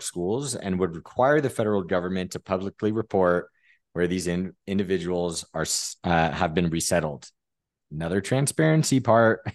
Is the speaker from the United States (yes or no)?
yes; San Diego, California, United States; I'm from San Diego